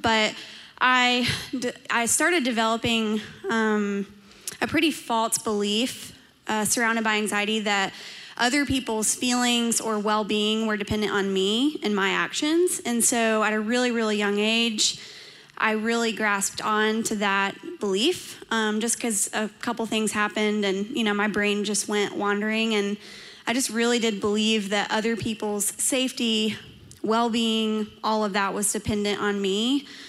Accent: Dalton, Georgia, United States; I grew up in Dalton, Georgia

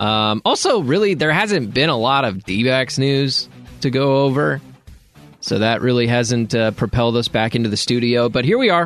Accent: Dallas, Texas, United States; I grew up in Dallas

